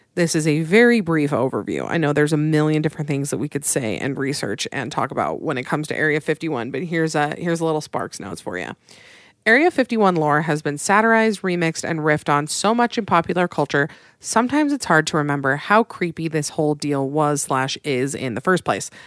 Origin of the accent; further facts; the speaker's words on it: Utah, United States; my home state of Utah